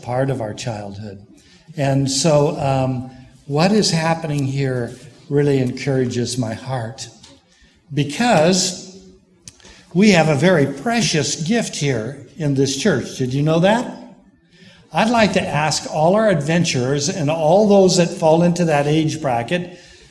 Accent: Pomona, California, United States; moved away as an adult; also born or lived in South Carolina; I grew up in the Pomona Church

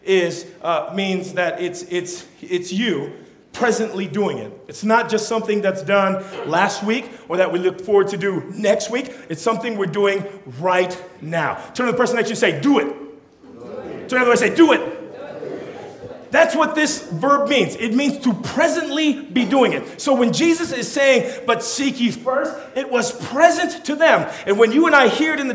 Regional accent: California, United States; first language Tongan; English is a second language; I'm a Tongan, so when I was born, the language that was prevalent in my house was Tongan. But I grew up in California

